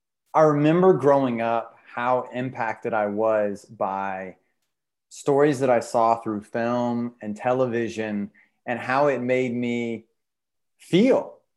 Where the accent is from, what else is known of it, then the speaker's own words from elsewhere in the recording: the South, United States; And especially as a young man growing up in the South, where a lot of times it's not spoken, but you're not really supposed to like show certain emotions, right?